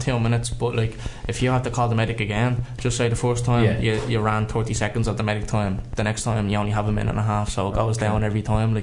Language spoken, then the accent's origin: English; Lucan, Leinster, Ireland; I'm from here originally